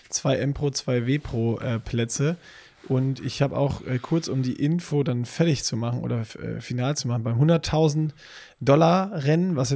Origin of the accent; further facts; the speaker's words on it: Hamburg, Germany; denn als Hamburger, sorry, jetzt